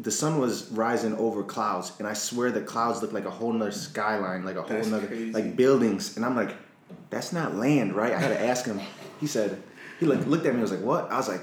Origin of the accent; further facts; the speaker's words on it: Rochester area, New York, United States; I'm from up here too